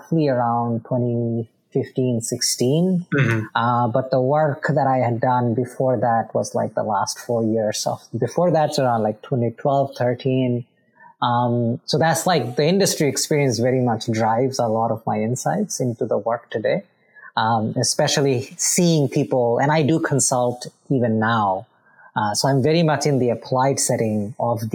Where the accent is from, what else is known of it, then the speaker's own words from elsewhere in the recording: Bangladesh; moved away; I am originally from Bangladesh.